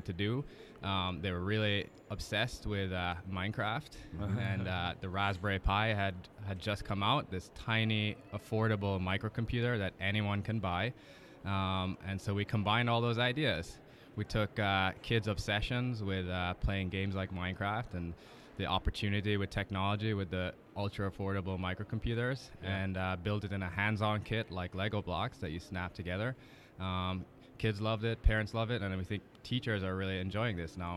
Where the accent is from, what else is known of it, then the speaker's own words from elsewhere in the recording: Jamaica; I had as a kid growing up in Jamaica